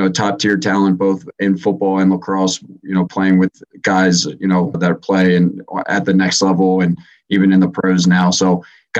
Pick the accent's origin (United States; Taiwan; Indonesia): United States; Maryland; I grew up in Maryland